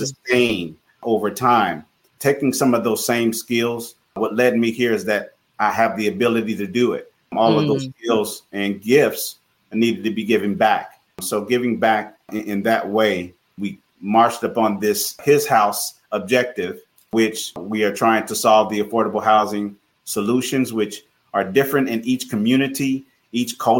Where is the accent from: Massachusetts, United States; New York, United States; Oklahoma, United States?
Oklahoma, United States; Tulsa; Growing up in Tulsa, Oklahoma, grew up in a household, close-knit family